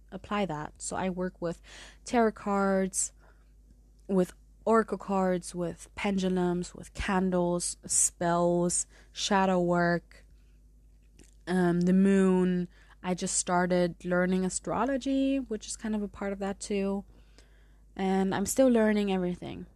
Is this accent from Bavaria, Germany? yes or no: yes; Munich, Bavaria, Germany; accent: German; also born or lived in San Diego; I did grow up with both languages, and part of me is from San Diego, but I grew up mostly in Munich. So you may hear my German through some pronunciations.